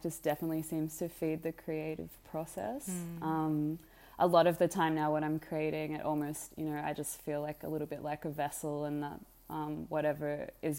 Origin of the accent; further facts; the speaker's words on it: Australia; I was raised in Australia as an Australian, so my mother's Australian and my father's Egyptian